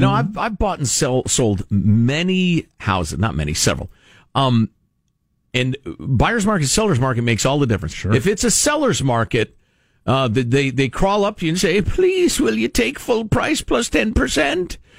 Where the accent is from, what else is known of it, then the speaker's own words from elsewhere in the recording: Midwest, United States; I come from the Midwest